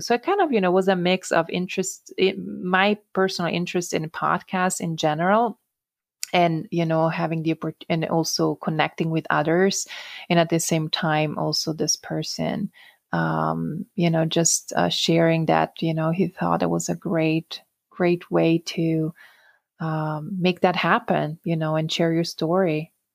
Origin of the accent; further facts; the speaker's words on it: Italian-speaking Switzerland, Switzerland; English is a second language; moved away; So I'm originally from the Italian-speaking part of Switzerland